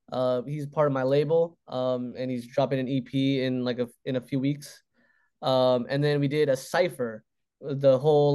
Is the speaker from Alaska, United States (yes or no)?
yes; Juneau, Alaska, United States; in my hometown, Juneau.